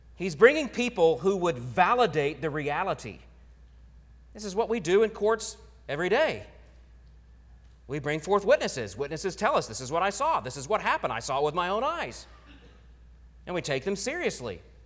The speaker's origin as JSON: {"language": "English", "region": "Oklahoma", "country": "United States", "tie": "born or raised there", "moved": "yes", "said": "growing up in Oklahoma"}